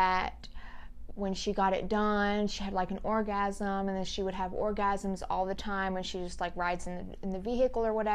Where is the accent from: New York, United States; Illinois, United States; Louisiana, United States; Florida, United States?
Louisiana, United States; moved away; I'm from Louisiana, I ain't afraid. Some crazy stuff happens over there